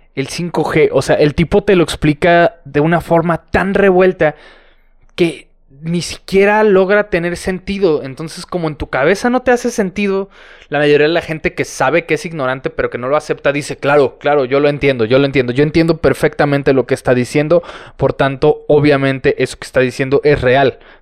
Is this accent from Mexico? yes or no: yes; San Luis Potosí, Mexico; San Luis Potosí, señoras y señores, mi, mi ciudad natal